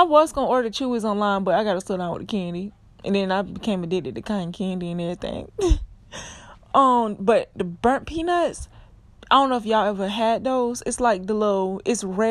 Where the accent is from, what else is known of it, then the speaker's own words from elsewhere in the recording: South Florida, United States; I'm from Florida. I'm from South Florida